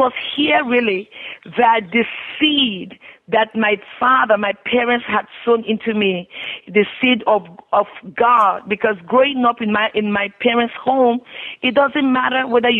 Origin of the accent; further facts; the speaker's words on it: Nigeria; now in United States; I grew up in Nigeria. I'm the firstborn of five children